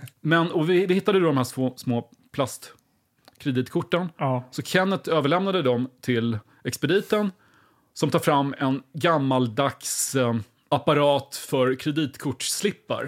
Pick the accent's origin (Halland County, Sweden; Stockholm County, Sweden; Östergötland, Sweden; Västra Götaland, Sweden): Östergötland, Sweden; Linköping; jag växte upp väldigt nära Kema Tobak